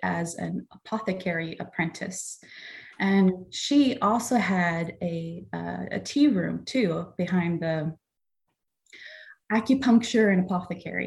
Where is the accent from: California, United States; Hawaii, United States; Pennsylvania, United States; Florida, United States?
California, United States; Los Angeles; moved away as an adult; now in Alabama, United States; I was born and raised in Los Angeles